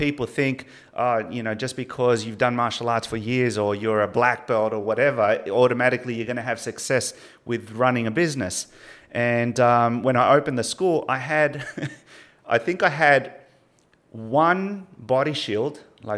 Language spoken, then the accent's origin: English; Sydney, New South Wales, Australia; born there; now in Melbourne, Australia; I was born in Sydney. So when I came here to Melbourne, I was just basically like a new immigrant.